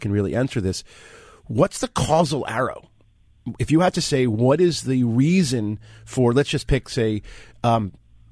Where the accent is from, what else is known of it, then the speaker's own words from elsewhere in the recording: New Jersey, United States; I'm from New Jersey.